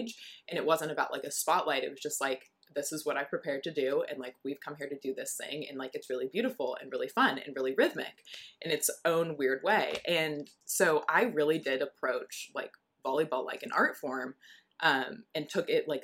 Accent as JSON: {"language": "English", "region": "Southern California", "country": "United States", "moved": "as an adult", "said": "I'm from Southern California"}